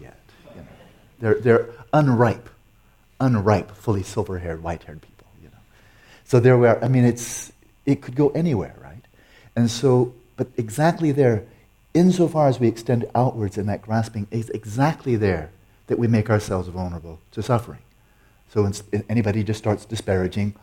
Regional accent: United States; I'm American

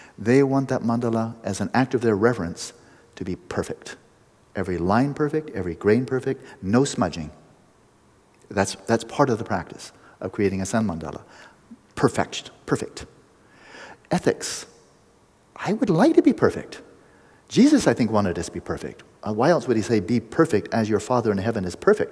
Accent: United States; I'm an American

